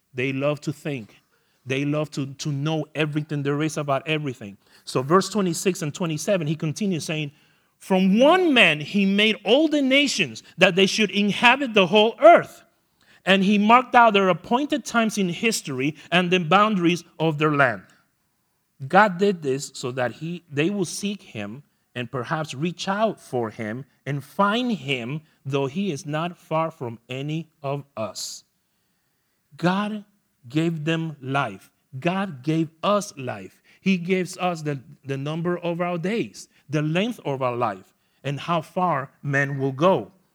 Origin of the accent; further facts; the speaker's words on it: New York City, New York, United States; moved away; I am from New York the land of Nathan hot dogs